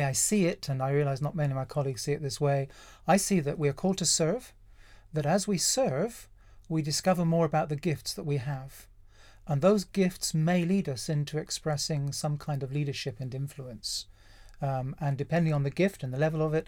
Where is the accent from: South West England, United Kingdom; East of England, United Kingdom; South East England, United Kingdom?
South West England, United Kingdom; North Devon; also born or lived in Kent / Hook, Surrey / Epsom Downs, Surrey; now in Surrey, United Kingdom; I'm from North Devon originally, kind of proud